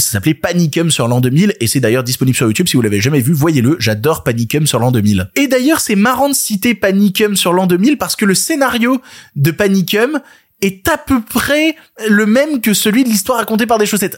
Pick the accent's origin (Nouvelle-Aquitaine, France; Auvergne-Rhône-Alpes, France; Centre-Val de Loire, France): Auvergne-Rhône-Alpes, France; Lyon; je suis lyonnais, c'est-à-dire quand j'étais gamin, j'allais voir le théâtre de Guignol, donc j'ai grandi avec ces, figures de la marionnette